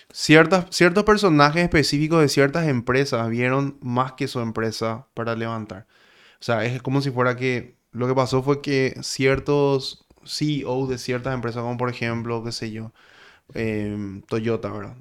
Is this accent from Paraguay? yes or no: yes; Paraguay; yo vengo de Paraguay, le digo. ¿De Paraguay? Me dice. Sí, yo soy paraguayo